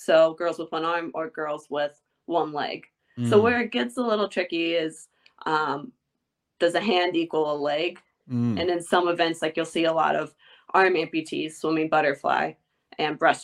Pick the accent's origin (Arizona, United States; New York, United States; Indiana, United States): Indiana, United States; moved away as an adult; now in Austin, United States; I grew up in Indiana